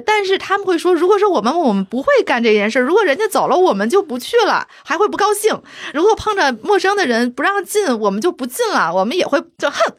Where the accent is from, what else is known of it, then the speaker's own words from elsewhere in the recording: China; 我作为一个中国人